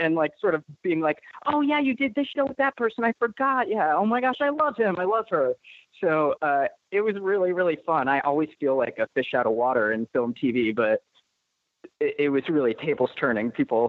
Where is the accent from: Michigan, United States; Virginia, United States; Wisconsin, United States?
Michigan, United States; Detroit; moved away; We're from Detroit, Michigan